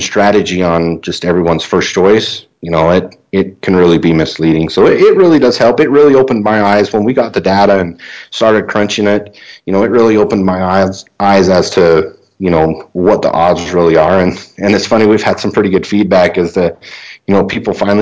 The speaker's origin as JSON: {"language": "English", "region": "Utah", "country": "United States", "tie": "born or raised there", "said": "I spent most of my hunting season in my home state of Utah. I drew a limited entry archery elk tag last year in an area that I grew up in the central part of the state"}